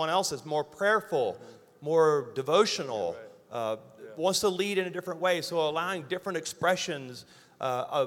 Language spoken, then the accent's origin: English; Louisiana, United States; I'm a redneck from Louisiana.